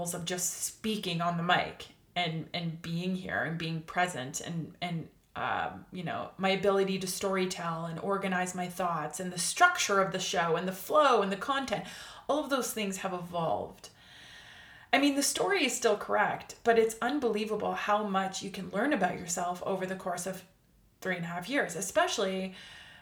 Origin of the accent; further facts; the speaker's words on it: Canada; I'm Canadian